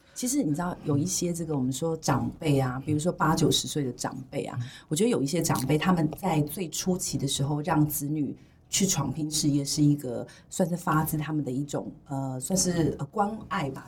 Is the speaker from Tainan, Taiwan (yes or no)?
yes; Tainan, Taiwan; 我是台南